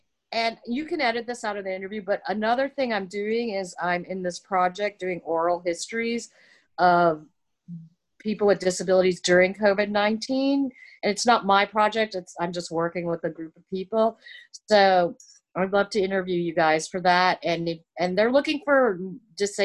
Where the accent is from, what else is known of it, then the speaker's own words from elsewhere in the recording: Miami, Florida, United States; I'm from Miami.